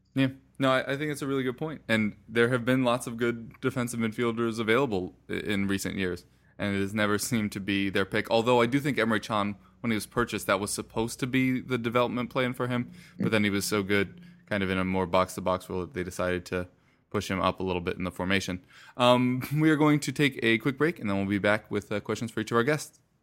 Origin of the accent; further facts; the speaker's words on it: United States; I'm American